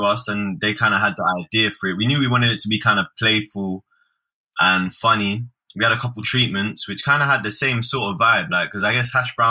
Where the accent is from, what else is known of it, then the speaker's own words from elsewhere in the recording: London, United Kingdom; I'm a rapper from Southeast London.